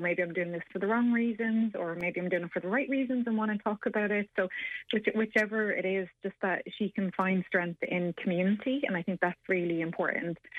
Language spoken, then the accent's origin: English; Ireland; us as Irish people